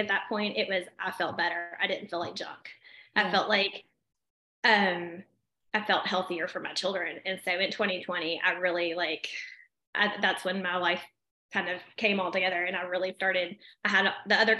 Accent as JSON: {"language": "English", "town": "Smyrna", "region": "Tennessee", "country": "United States", "tie": "born or raised there", "said": "I was born and raised in Rutherford County. I have not moved."}